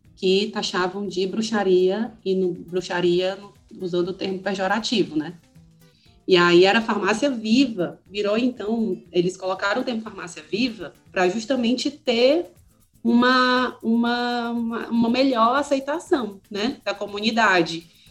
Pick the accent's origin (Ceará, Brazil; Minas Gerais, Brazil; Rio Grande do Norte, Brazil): Ceará, Brazil; now in Porto Alegre, Brazil; eu sou do Ceará e estou morando em Porto Alegre, aqui no Rio Grande do Sul